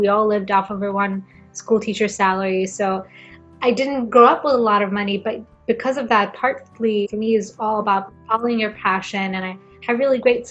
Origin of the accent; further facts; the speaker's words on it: Gothenburg, Västra Götaland, Sweden; English is a second language; moved away as an adult; also born or lived in Brighton, England / United States; Gothenburg University in my hometown